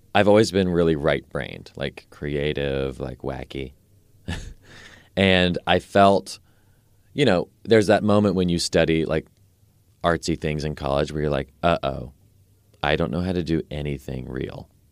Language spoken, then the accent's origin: English; Nashville, Tennessee, United States; I grew up here in Nashville, um, until I was eighteen or nineteen.